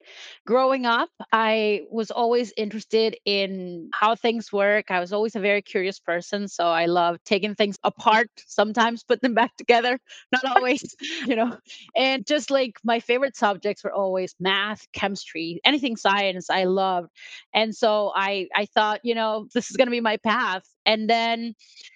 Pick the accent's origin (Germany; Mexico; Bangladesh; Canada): Mexico; first language Spanish; English is a second language; moved away as an adult; also born or lived in United States; now in New York, United States; So I'm originally from Mexico. So I started for mechatronics engineering in Mexico, and then I moved to the US.